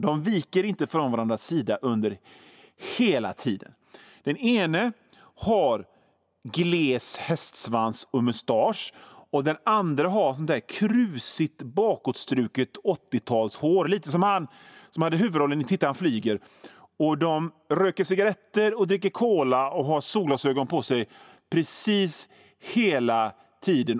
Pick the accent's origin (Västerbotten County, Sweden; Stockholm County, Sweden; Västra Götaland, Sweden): Västra Götaland, Sweden; Gothenburg; som göteborgare